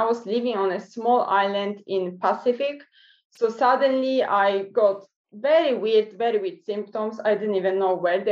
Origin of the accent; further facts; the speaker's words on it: Poland; now in New Zealand; I'm originally from Poland, but I'm based in New Zealand